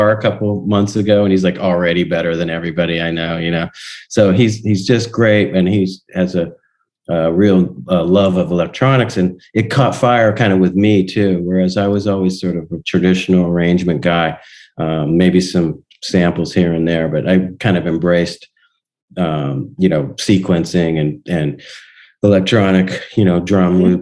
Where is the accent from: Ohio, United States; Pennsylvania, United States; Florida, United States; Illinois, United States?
Pennsylvania, United States; Donora; i went back to my hometown and uh, 2018.